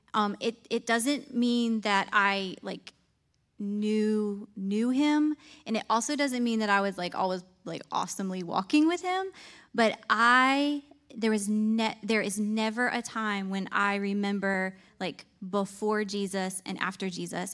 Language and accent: English; Clymer, New York, United States; moved away as an adult; now in North Carolina, United States; I grew up in a tiny little farming town in Clymer, New York